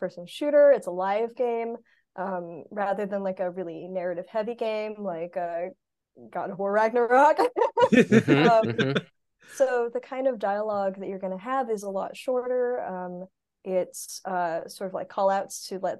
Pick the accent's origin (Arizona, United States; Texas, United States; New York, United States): Arizona, United States; moved away as an adult; also born or lived in California; now in North Carolina, United States; So I'm actually from Arizona